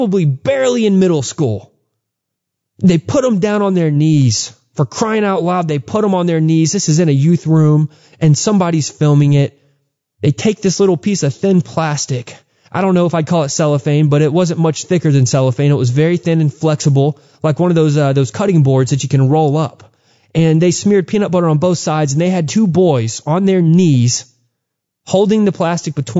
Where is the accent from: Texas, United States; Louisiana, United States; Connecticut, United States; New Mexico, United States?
Texas, United States; growing up in Texas, there was tons of Mexican pride